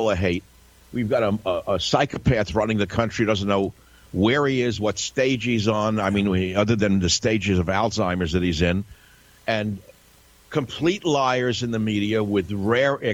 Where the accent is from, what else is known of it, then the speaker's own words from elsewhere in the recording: New York, United States; growing up in New York